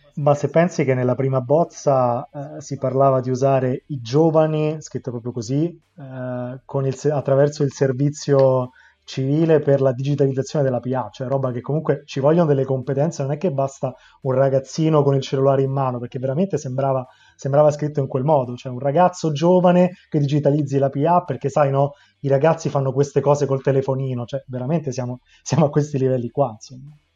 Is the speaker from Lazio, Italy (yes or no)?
yes; Rome, Lazio, Italy; da romano, che... ha passato l'adolescenza sul litorale di Ostia